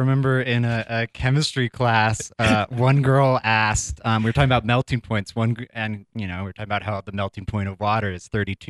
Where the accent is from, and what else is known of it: Lafayette, Colorado, United States; born or raised there; also born or lived in Boulder, Colorado